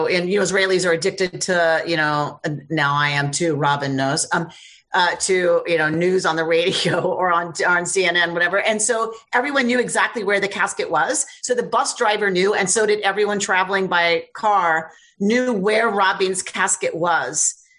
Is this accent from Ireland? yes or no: no; the South, United States; I grew up in the South